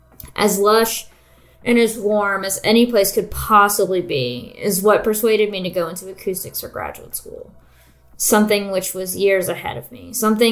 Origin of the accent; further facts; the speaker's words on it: United States; the first time I went to Europe when I was an undergrad as a music student. Barely 20, and decided, being American and rosy-eyed